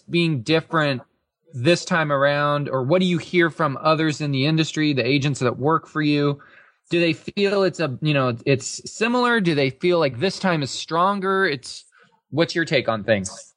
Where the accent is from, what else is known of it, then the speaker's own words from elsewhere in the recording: Salem, Oregon, United States; moved away as an adult; also born or lived in Yamhill County, Oregon; now in Portland, United States; I grew up in the Salem area, actually outside of Salem